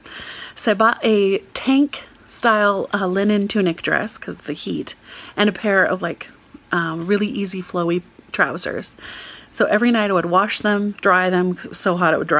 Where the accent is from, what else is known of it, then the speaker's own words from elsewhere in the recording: United States; I'm an American.